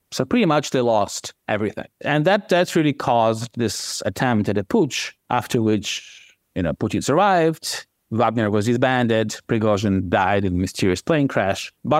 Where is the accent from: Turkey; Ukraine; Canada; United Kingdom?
Ukraine; Kyiv; moved away; I was born in Ukraine. You know, I grew up in Kiev. My family's been there for generations.